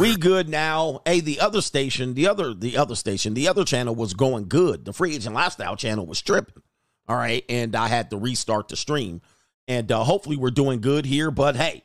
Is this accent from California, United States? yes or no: yes; Los Angeles, California, United States; also born or lived in Hawthorne, California / Thousand Oaks, California / Newport Beach, California; I grew up in Los Angeles, San Fernando Valley, Thousand Oaks, and Newport Beach